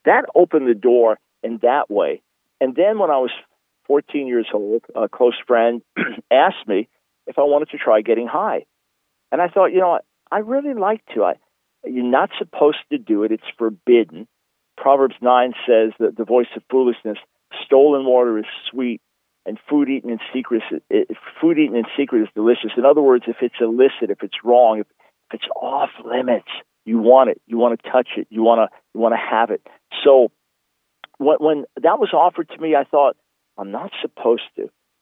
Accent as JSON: {"language": "English", "area": "Long Island", "region": "New York", "country": "United States", "tie": "born or raised there", "said": "I was born in New York City in 1955, and we moved to Long Island, so the suburbs of New York City, when I was about 7 years old"}